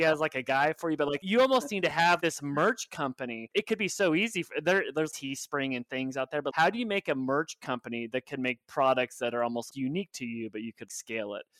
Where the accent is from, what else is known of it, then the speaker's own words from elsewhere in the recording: Oklahoma, United States; moved away; also born or lived in New York; I'm from Oklahoma, and then I moved to New York